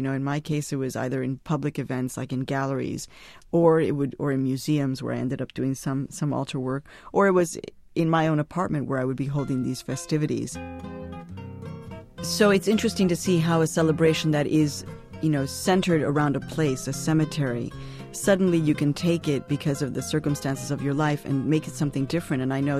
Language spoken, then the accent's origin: English; Chicago, Illinois, United States; born or raised there; now in New York, United States